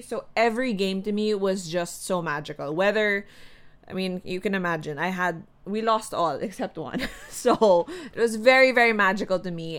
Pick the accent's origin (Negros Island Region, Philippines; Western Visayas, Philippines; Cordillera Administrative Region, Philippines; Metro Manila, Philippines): Metro Manila, Philippines; Quezon City; also born or lived in Makati; I grew up in the north, like way north, Katipunan area